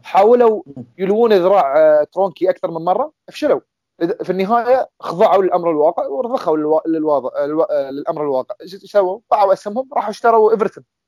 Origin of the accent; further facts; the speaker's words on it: Qatar; عندنا في قطر